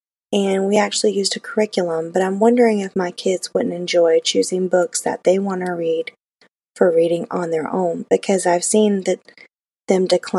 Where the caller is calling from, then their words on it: Florida, United States; from Florida